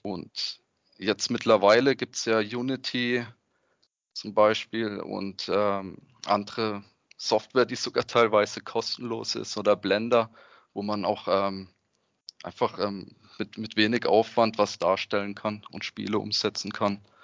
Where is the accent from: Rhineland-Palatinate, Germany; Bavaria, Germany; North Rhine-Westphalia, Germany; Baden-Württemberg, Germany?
Baden-Württemberg, Germany; Freiburg; Ich komme aus Freiburg beim schönen Schwarzwald